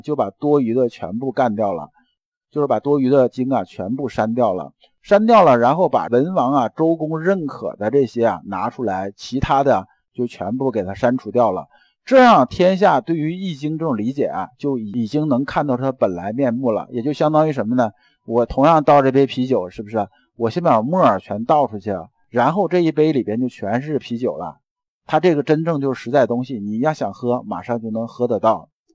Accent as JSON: {"language": "Chinese", "country": "China", "said": "我们中国人啊"}